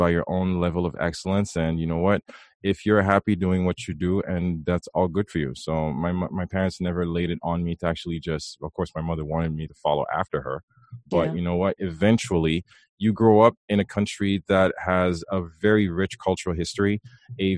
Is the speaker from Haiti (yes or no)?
yes; Haiti; also born or lived in Ottawa, Canada; now in Canada; I was actually born in Ottawa, but yes, I was raised in Haiti